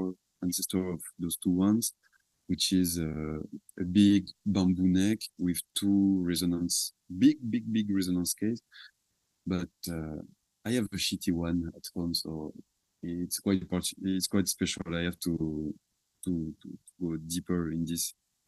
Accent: south of France, France; English is a second language; It's just a simple music school from my hometown.

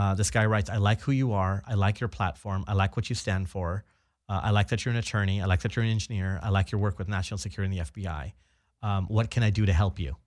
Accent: Orange County, Southern California, United States; I was born and raised uh, in Southern California. Mm-hmm. I'm actually uh, from Orange County

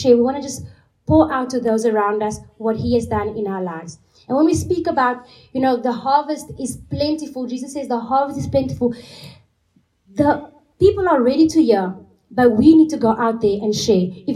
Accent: Cape Town, Western Cape, South Africa; moved away as an adult; now in Portugal; I'm from South Africa, and I'm from the big city of Cape Town

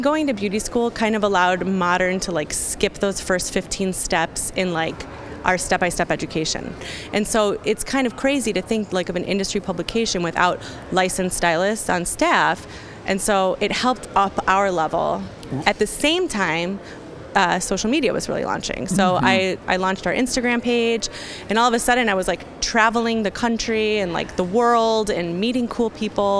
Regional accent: Chicago area, Illinois, United States; also born or lived in Solon, Ohio / Cupertino, California; I moved when I was like seven to Cupertino, California, okay, for a couple years. And then we landed in the Chicago area

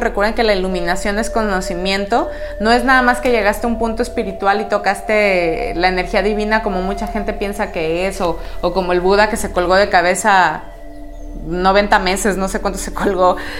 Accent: Mexico; como buenos mexicanos

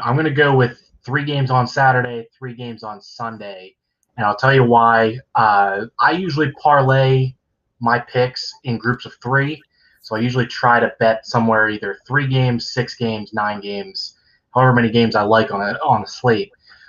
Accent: Pittsburgh, Pennsylvania, United States; They're my team, my hometown team

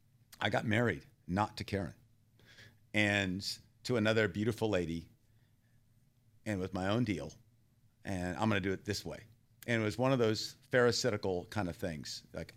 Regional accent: Thailand; also born or lived in Texas, United States; And I was born in Texas. I grew up in Thailand.

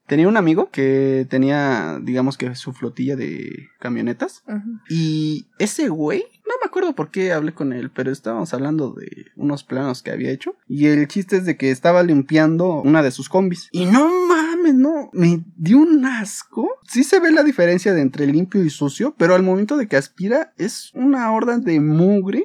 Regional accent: Mexico; uno como mexicano uno como residente

